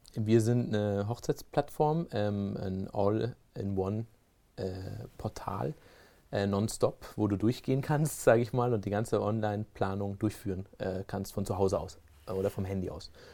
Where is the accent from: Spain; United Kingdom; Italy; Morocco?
Spain; also born or lived in Germany; now in Switzerland; gebürtig aus Deutschland und ähm, bin dann aber in Spanien aufgewachsen